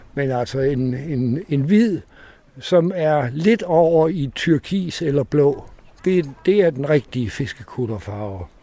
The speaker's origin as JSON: {"language": "Danish", "town": "Aarhus", "region": "Central Denmark Region", "country": "Denmark", "tie": "born or raised there", "also_born_or_lived": "Samsø", "said": "jeg er gammel Aarhus-dreng"}